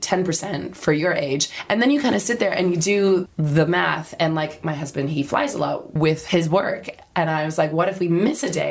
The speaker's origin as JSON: {"language": "English", "country": "Canada", "moved": "yes", "lives_now": "London, United Kingdom", "said": "I'm from Canada"}